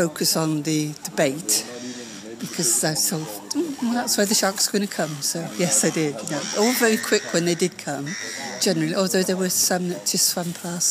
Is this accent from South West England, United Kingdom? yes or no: yes; Gloucester, South West England, United Kingdom; I'm from Gloucester in England.